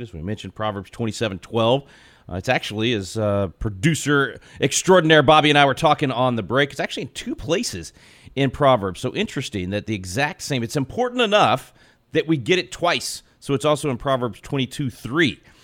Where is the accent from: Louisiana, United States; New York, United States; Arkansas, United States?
Arkansas, United States; Little Rock; now in Texas, United States; I'm originally from Little Rock